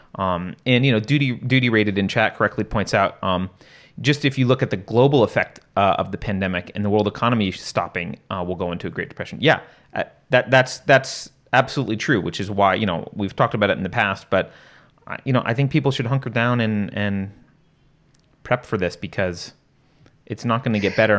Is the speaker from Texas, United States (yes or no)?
no; New York, United States; I was growing up in New York